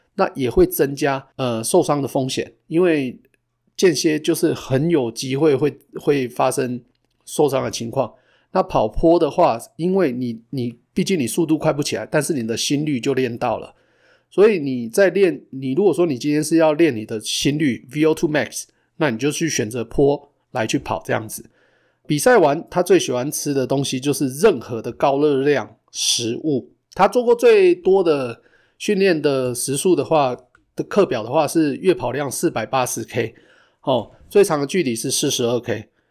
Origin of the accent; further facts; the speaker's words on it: Taichung, Taiwan; moved away as an adult; now in Calgary, Canada; 我们两个都是从台中来的